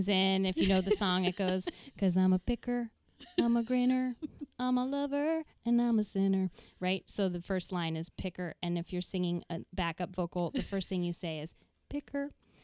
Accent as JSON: {"language": "English", "region": "Minnesota", "country": "United States", "moved": "yes", "said": "I'm from Minnesota"}